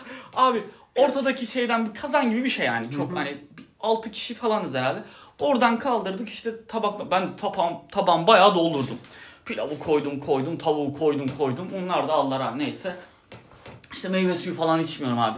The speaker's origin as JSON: {"language": "Turkish", "country": "Turkey"}